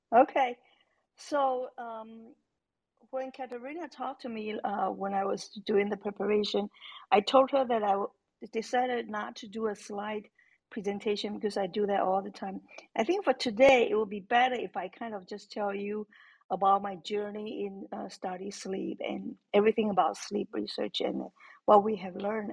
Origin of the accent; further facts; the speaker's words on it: Taiwan; moved away as an adult; I grew up in Taiwan, so our education system is very different from here.